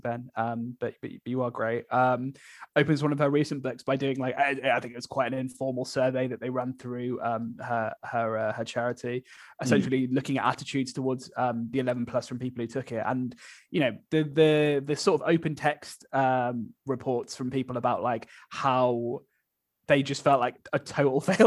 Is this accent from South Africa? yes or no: no; Birmingham, West Midlands, United Kingdom; I grew up in Birmingham